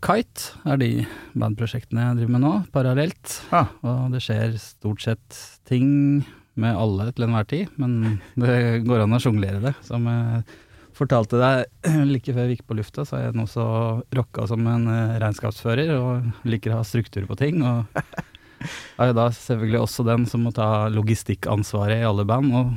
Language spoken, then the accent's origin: Norwegian; Flisa, Innlandet, Norway; jeg er fra Flisa